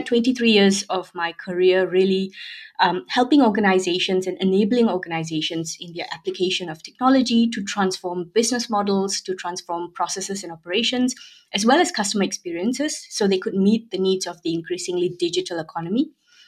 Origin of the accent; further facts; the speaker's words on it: Malaysia; I'm originally Malaysian